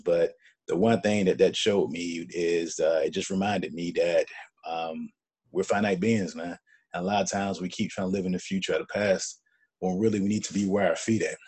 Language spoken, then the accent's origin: English; Birmingham, Alabama, United States; moved away as an adult; now in Atlanta, United States; my hometown of Birmingham